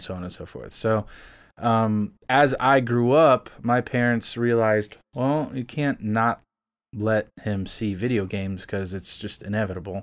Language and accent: English; Miami, Florida, United States; moved away as an adult; now in Nashville, United States; I'm originally from South Florida. I was born and raised in Miami, actual Miami